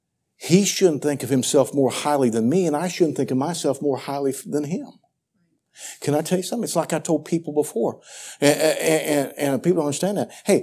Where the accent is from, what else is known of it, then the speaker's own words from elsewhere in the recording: Missouri, United States; now in Central Missouri, United States; I was raised in Southeast Missouri. That's Cardinal country. I moved up here into Central Missouri